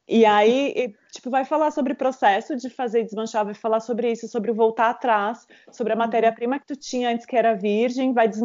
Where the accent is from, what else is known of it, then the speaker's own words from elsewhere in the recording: southern Brazil, Brazil; also born or lived in Caxias do Sul; eu venho do sul e no sul o carnaval tá começando há pouco tempo também